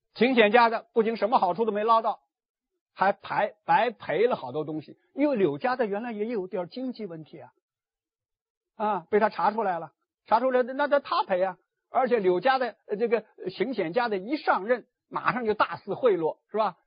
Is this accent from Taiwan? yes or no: no; Hangzhou, Zhejiang, China; 我的老家杭州